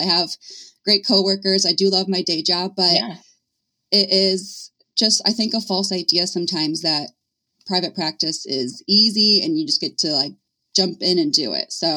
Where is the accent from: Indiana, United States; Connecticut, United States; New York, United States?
Indiana, United States; I was born and raised in Indiana.